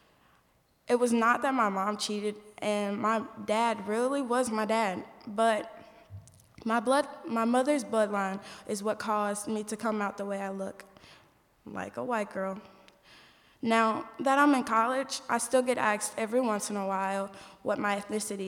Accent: Indianapolis, Indiana, United States; I'm from Indianapolis, Indiana

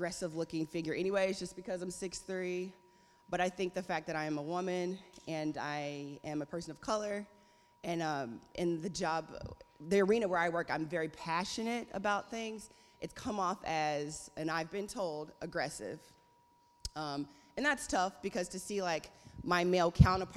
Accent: Indianapolis, Indiana, United States; I grew up in Indianapolis

